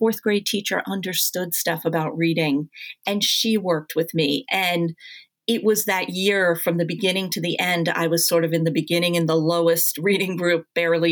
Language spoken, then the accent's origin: English; Long Island, New York, United States; also born or lived in Queens, New York; I was born in Queens and grew up mainly in Long Island. Actually, entirely in Long Island